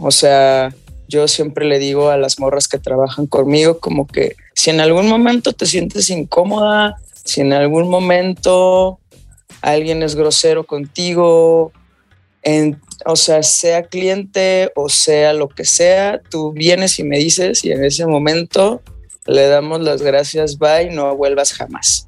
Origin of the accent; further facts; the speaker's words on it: Guadalajara, Jalisco, Mexico; moved away; amo vivir aquí, yo soy de Guadalajara, pero tengo varios años por acá